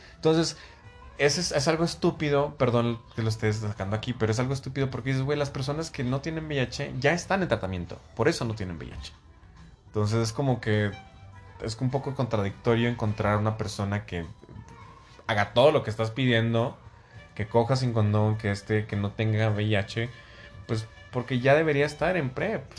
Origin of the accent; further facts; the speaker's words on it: Mexico; now in Mexico City, Mexico; como mexicanos